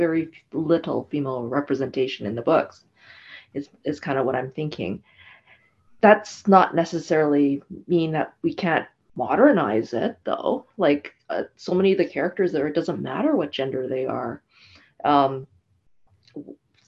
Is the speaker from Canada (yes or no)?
yes; Canada; I'm Canadian born Asian